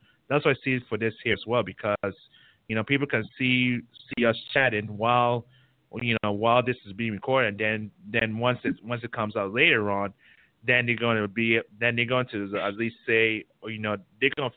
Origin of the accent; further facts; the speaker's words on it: St. Croix, U.S. Virgin Islands; now in Houston, United States; I'm originally from St. Croix, U.S. Virgin Islands